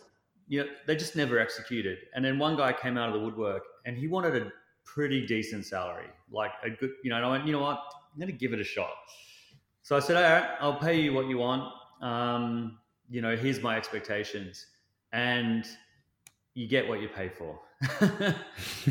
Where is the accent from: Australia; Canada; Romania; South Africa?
Australia; as an Australian